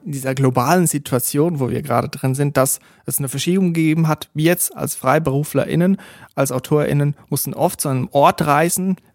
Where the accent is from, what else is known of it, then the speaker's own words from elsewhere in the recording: Switzerland; Und dort, wo ich herkomme aus der Schweiz, eigentlich überall in der Schweiz, gibt es so kleine Regionalsender, die privat geführt sind.